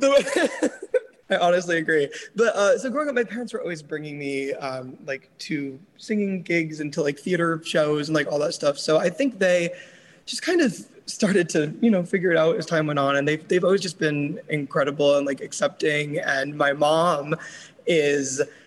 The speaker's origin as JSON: {"language": "English", "region": "New York", "country": "United States", "moved": "yes", "lives_now": "Los Angeles, United States", "said": "I'm from New York, but I also currently live in LA."}